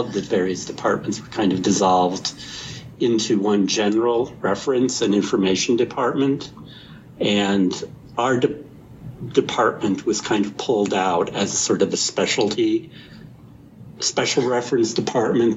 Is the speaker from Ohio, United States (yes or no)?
yes; Bay Village, Ohio, United States; also born or lived in Lakewood, Ohio; now in Cincinnati, United States; I grew up in Bay Village, Ohio